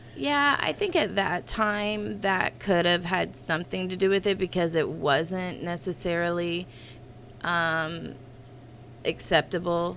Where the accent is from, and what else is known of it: Gas City, Indiana, United States; born or raised there